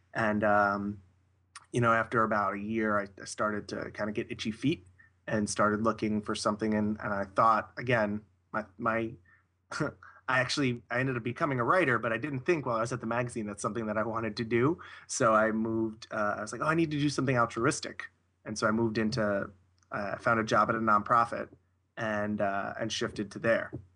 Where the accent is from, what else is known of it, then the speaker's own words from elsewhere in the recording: Long Island, New York, United States; I grew up in, uh, in the suburbs of, uh, Long Island, New York, which is about, about fifteen miles outside Manhattan